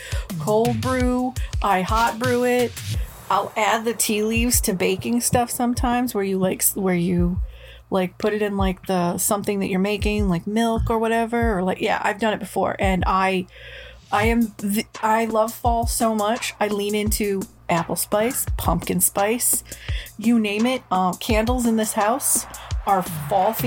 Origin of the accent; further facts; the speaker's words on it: New England, United States; we're from New England